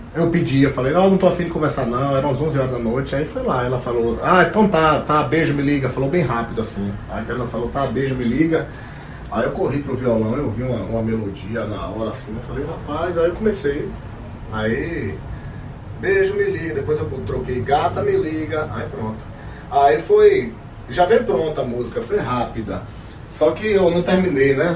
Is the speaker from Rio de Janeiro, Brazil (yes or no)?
no; Feira de Santana, Bahia, Brazil; aqui na Bahia, na minha terra, Feira de Santana